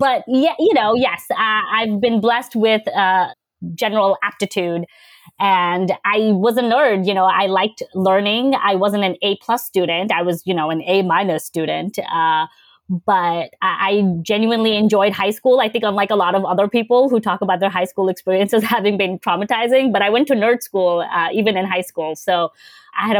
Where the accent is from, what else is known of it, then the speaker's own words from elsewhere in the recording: New York City, New York, United States; also born or lived in Bangladesh; I was born in Bangladesh and I moved to the States in 1998. So in the third grade, and I grew up in Queens